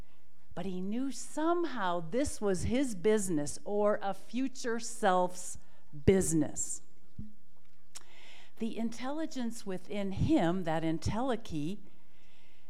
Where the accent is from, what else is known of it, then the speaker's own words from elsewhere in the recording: Milwaukee, Wisconsin, United States; at the Milwaukee Public Schools, my hometown